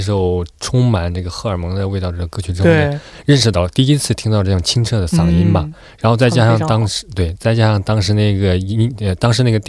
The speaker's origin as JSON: {"language": "Chinese", "country": "China", "said": "因为同时身为中国人的话呢，"}